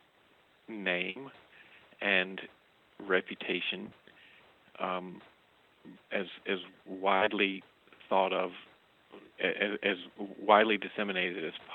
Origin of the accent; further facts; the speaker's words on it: the South, United States; we were raised in the South